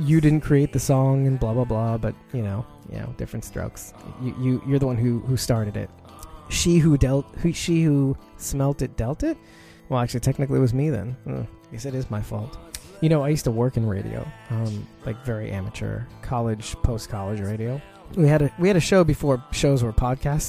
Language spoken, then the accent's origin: English; New York City, New York, United States; I'm from Brooklyn, New York